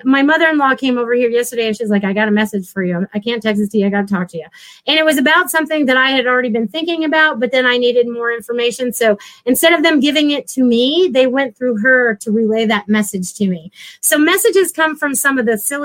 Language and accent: English; Connecticut, United States; moved away; I was from Connecticut.